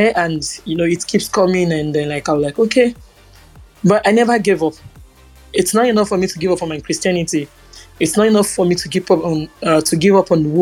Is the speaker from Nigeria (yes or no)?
yes; Nigeria; as a Nigerian